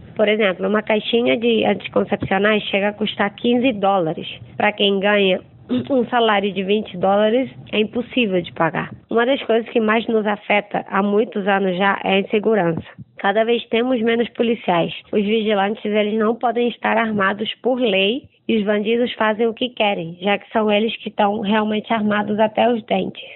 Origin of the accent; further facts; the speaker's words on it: Venezuela; Portuguese is a second language; moved away as an adult; also born or lived in Rio de Janeiro, Brazil; sou venezuelana, moro em Caracas. Morei nove anos no Brasil e voltei à Venezuela há sete anos.